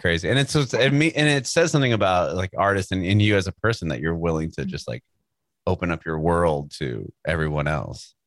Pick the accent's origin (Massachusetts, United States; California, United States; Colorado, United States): California, United States; San Diego; moved away as an adult; now in Nashville, United States; We were born and raised in San Diego